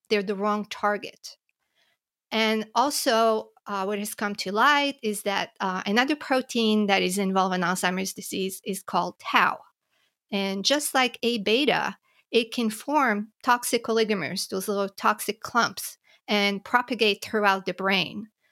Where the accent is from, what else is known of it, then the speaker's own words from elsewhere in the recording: Montreal, Quebec, Canada; moved away as an adult; also born or lived in New York / Philadelphia; I grew up in Montreal, in Canada